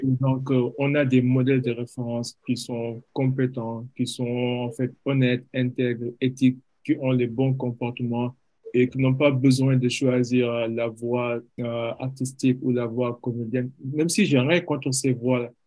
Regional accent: Senegal; en, tant qu'Africains, en tant que Sénégalais, on grandit avec certains stéréotypes

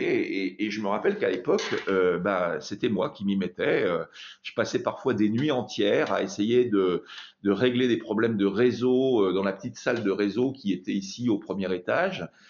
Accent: France; dès que je commence à parler en anglais, euh, on voit tout de suite que je suis français

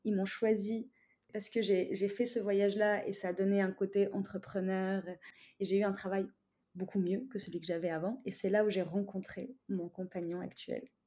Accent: Tunisia; now in France; je suis tunisienne et mes, parents, ils sont pas en France. Donc en fait, euh, j'ai toujours été toute seule en France

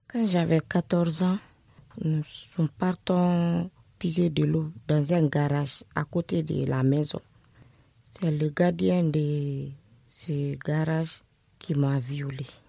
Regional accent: Conakry, Guinea; moved away as an adult; also born or lived in Brussels, Belgium; now in France; Je suis née en Guinée. J'ai 43 ans. J'ai grandi avec mon oncle, le petit frère de ma maman, à Conakry.

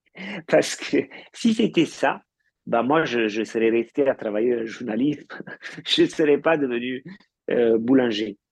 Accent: Italy; moved away; en tant qu'Italien ayant marié une Française

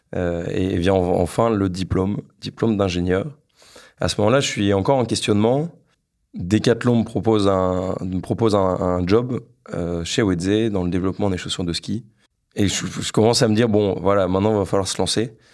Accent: Lille, Hauts-de-France, France; j'ai 26 ans, je suis originaire de Lille.

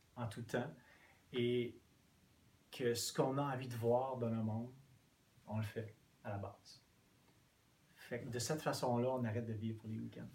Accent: Quebec, Canada; first language English; French is a second language; étant anglophone, oui. je me suis rarement senti chez moi au Québec

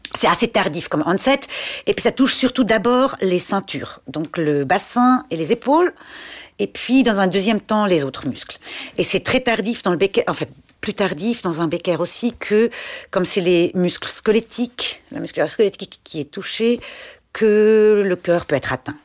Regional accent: Schaffhausen, Switzerland; J'ai grandi euh, en Suisse allemande, à Schaffhouse

